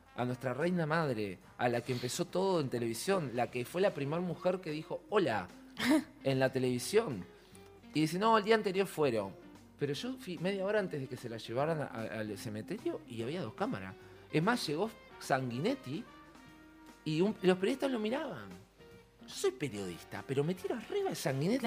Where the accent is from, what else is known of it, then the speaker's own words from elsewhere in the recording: Uruguay; soy uruguayo